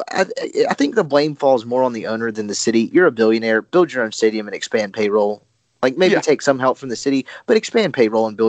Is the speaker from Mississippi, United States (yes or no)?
yes; Jackson, Mississippi, United States; I'm from Jackson. I went to JA.